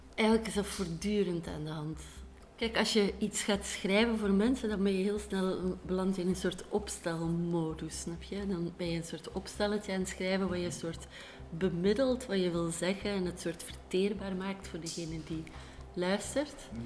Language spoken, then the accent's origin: Dutch; Belgium; ons eigenlijk als Belgen